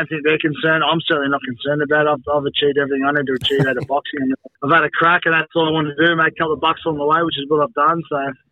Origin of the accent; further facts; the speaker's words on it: Cronulla, New South Wales, Australia; my hometown here in Cronulla